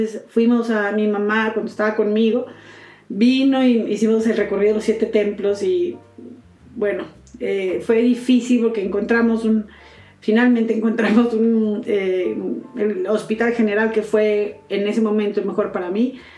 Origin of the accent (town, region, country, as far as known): Mexico; first language Spanish